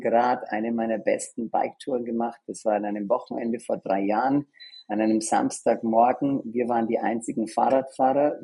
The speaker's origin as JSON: {"language": "German", "country": "Germany", "also_born_or_lived": "Australia", "accent": "Australian", "moved": "yes", "lives_now": "New York, United States", "said": "Aber ich mhm. bin eigentlich aus Deutschland"}